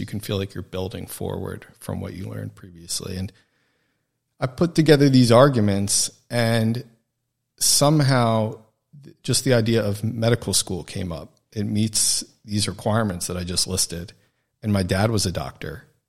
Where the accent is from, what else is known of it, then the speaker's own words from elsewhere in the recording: New Jersey, United States; moved away; also born or lived in New York; I'm from New Jersey originally